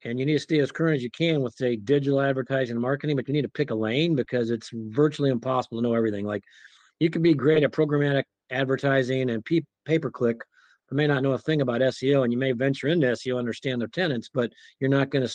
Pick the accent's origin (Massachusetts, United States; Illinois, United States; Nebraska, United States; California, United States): Nebraska, United States; moved away as an adult; also born or lived in Wyoming / Oklahoma; I grew up in Nebraska